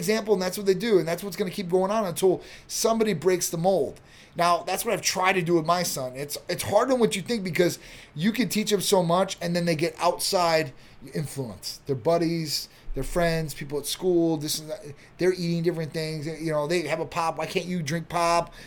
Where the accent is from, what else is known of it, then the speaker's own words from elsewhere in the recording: Chicago, Illinois, United States; moved away; I'm from Chicago area.